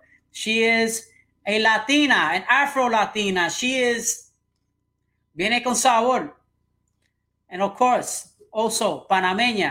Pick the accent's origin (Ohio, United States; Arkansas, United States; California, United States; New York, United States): New York, United States; New York City; growing up in New York City